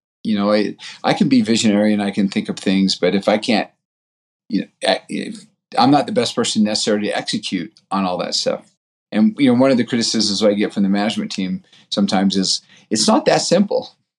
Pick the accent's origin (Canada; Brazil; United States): Brazil; born there; ever since I was born in Brazil, my dad was a missionary there and then went back as a journalist.